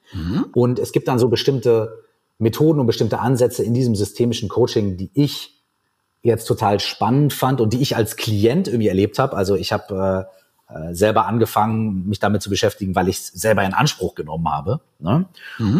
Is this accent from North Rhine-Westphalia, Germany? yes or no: yes; Minden, North Rhine-Westphalia, Germany; now in Berlin, Germany; bei uns in meiner Heimatstadt Minden in Westfalen